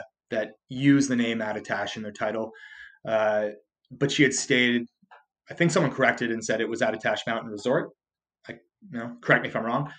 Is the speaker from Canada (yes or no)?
yes; Canada; I'm Canadian